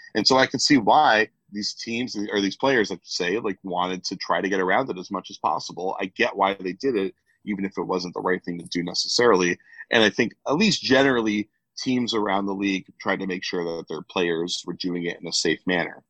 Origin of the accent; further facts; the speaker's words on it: United States; I'm American